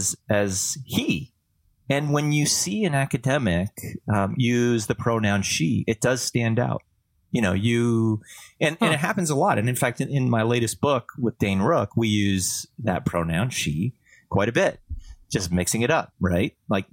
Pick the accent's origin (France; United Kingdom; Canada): Canada; first language French; English is a second language; You know, I'm Canadian as a French speaker, and I can tell you that it's defined, you know.